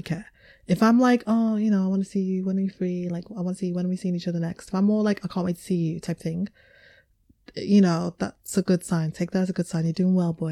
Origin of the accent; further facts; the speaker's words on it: Liverpool, North West England, United Kingdom; I was raised in Liverpool